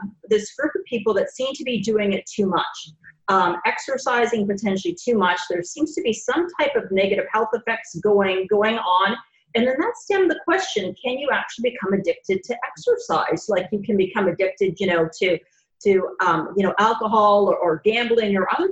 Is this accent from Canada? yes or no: yes; Canada; moved away as an adult; also born or lived in Gainesville, Florida; now in Jacksonville, United States; I'm originally from Canada, moved down here with my husband about, over 20 years ago